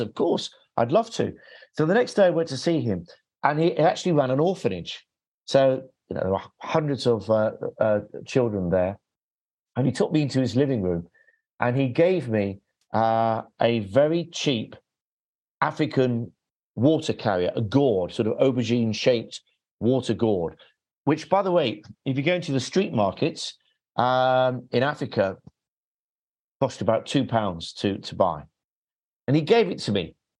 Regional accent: England, United Kingdom; I'm English.

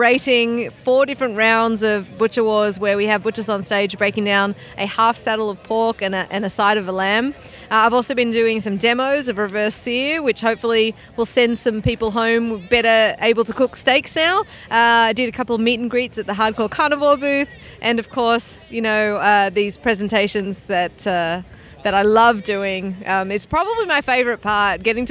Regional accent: Melbourne, Victoria, Australia; moved away as an adult; now in Texas, United States; I'm originally from Melbourne, so it's awesome to get to come back to my hometown

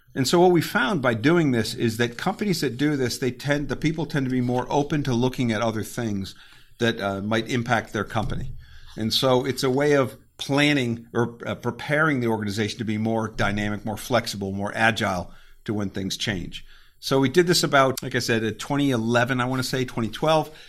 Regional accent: Connecticut, United States; moved away as an adult; also born or lived in Virginia / Germany; I, I grew up in Connecticut, and I went to undergrad at a small school in Virginia

